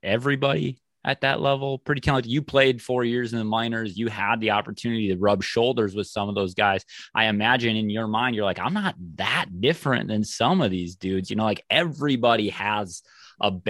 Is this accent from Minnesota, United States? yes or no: yes; Mankato, Minnesota, United States; I'm from the Mankato area